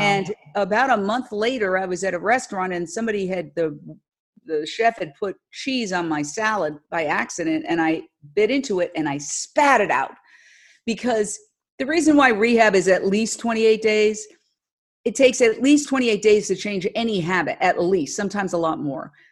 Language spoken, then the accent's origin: English; New York City, New York, United States; moved away as an adult; also born or lived in Los Angeles; I went to New York City, back in my hometown, uh, literally working down the block or up the block from where I grew up